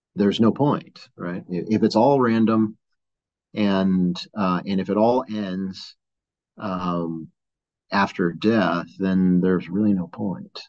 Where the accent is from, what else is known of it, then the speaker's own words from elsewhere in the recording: San Gabriel Valley, Los Angeles area, California, United States; moved away as an adult; now in Flagstaff, United States; grew up in the LA area, uh, born and raised uh, in San Gabriel Valley